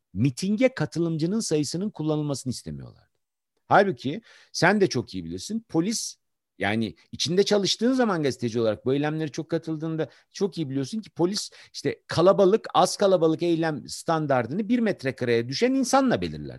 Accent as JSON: {"language": "Turkish", "region": "Ankara", "country": "Turkey", "tie": "born or raised there", "said": "ben doğma büyüme Ankaralıyım."}